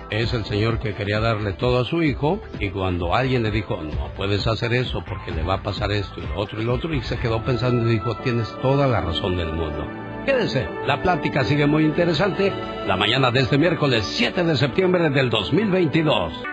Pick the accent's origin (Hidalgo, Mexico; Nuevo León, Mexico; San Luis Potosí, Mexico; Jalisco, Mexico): Jalisco, Mexico; Mazamitla; Salí de Mazamita, Jalisco.